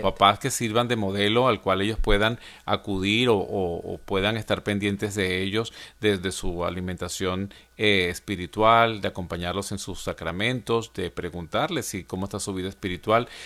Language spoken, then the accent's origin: Spanish; Venezuela; now in Atlanta, United States; en mi país, en Venezuela